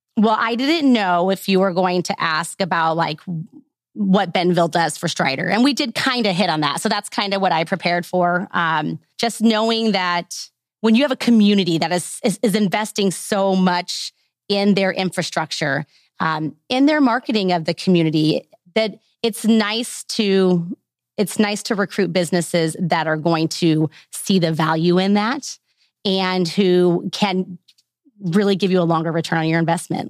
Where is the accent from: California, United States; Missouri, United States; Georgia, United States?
Missouri, United States; Lake of the Ozarks area, middle of; moved away as an adult; now in Northwest Arkansas, United States; I'm a transplant. I grew up in the middle of Missouri, so around the Lake of the Ozarks area.